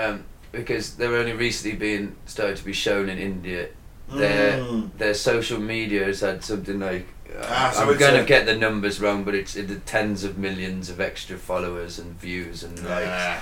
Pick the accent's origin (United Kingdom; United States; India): United Kingdom